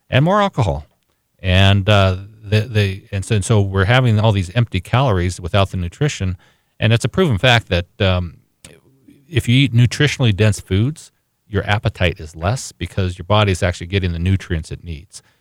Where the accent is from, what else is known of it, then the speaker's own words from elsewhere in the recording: Washington, United States; I, I grew up in Washington State as well